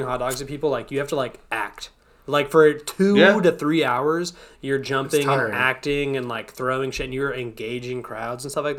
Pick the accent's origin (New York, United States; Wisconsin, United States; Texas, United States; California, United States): Texas, United States; San Antonio; moved away; also born or lived in Hartford; I'm from San Antonio.